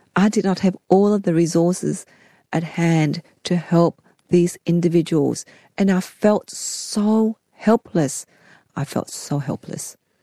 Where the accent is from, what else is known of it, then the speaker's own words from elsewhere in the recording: Sydney, New South Wales, Australia; also born or lived in Saigon, Vietnam / Fairfield; growing up in Cabramatta